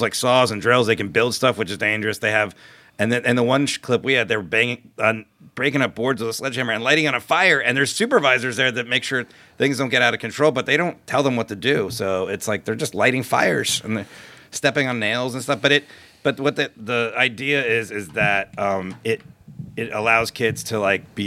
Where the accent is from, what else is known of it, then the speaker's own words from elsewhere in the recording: United States; growing up in America